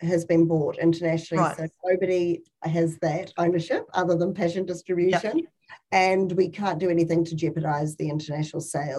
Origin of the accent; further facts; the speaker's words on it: New Zealand; more internationals back to our shores as a New Zealander.